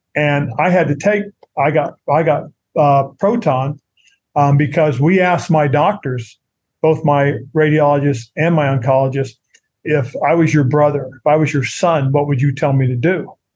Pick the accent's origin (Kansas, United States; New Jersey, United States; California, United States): California, United States; Monterey; moved away as an adult; down in Monterey, California, which is my hometown area